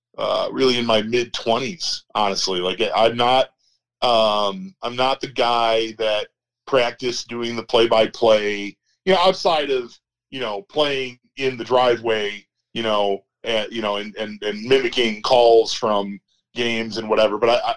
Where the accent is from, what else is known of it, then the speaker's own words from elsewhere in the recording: West Seneca, New York, United States; also born or lived in Parkside, Buffalo; I grew up in West Seneca.